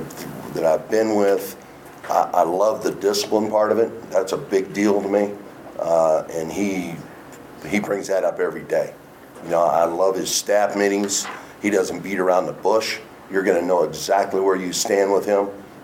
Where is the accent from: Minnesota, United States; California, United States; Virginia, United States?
California, United States; Los Angeles; I'm from Los Angeles, and I've lived kind of everywhere across the country at this point for the most part.